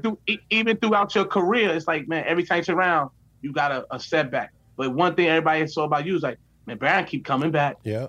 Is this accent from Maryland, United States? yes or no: no; New York City, New York, United States; I'm from New York City